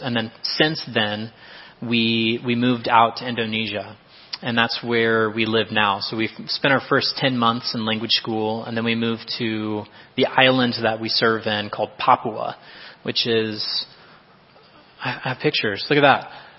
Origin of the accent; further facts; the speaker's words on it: Iowa, United States; You know, I'm from Iowa. I'm sorry. I don't have Missouri's comparison here.